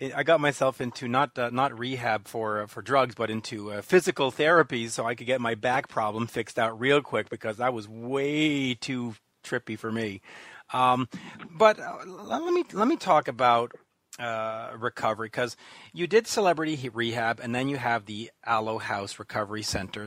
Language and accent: English; Canada; accent: Canadian; my Canadian accent